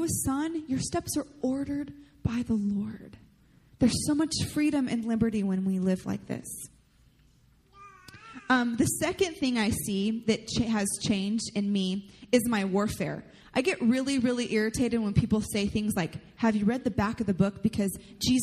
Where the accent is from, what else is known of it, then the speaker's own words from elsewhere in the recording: United States; I love the heritage that comes from being an American